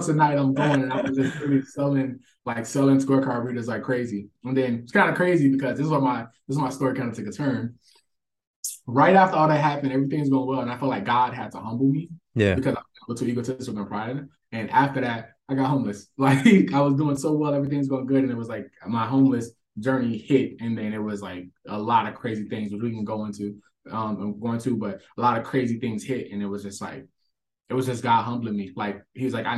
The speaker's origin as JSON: {"language": "English", "town": "St. Petersburg", "region": "Florida", "country": "United States", "tie": "born or raised there", "also_born_or_lived": "Georgia", "moved": "yes", "said": "I'm originally from St. Petersburg, Florida, starting out there, not the part that people vacation"}